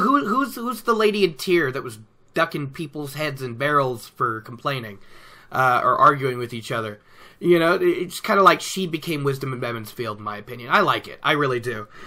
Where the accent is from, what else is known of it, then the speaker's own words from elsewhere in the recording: Oregon, United States; now in Colorado, United States; here in Colorado, it's colder than what I was used to growing up in Oregon.